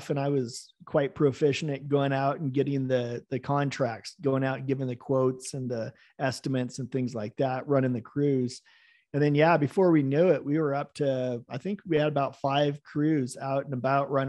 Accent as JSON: {"language": "English", "region": "West Coast", "country": "United States", "also_born_or_lived": "Virgin Islands", "said": "even though I'm from the West Coast, I spent all my time in the in the Virgin Islands, and I hadn't actually been to Hawaii"}